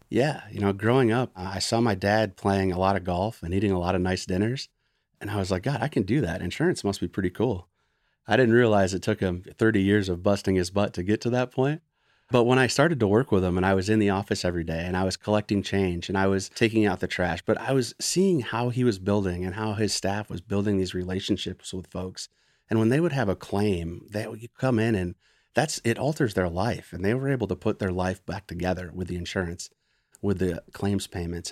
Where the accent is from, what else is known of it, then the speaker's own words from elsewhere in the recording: Gaylord, Michigan, United States; moved away as an adult; also born or lived in Flint, Michigan / Chicago / Baltimore / Washington, D.C. area; I was born in Flint, but I was raised in Gaylord, Michigan